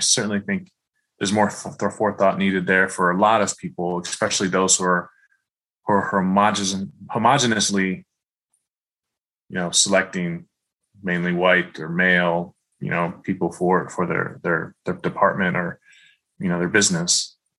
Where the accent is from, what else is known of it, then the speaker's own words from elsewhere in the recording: Midwest, United States; growing up in the Midwest, very culturally homogenous. I remember in my high school and even college, there were very few minorities, including Black people in school.